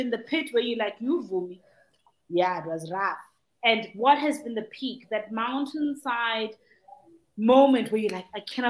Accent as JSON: {"language": "English", "town": "Durban", "region": "KwaZulu-Natal", "country": "South Africa", "also_born_or_lived": "Mtubatuba", "said": "I'm from Durban, but you know, my village is originally Mtuba Tuba."}